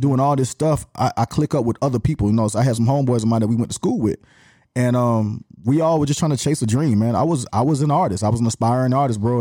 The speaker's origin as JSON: {"language": "English", "town": "Atlanta", "region": "Georgia", "country": "United States", "tie": "born or raised there", "accent": "Atlanta", "said": "born and raised here, I didn't have another city to claim"}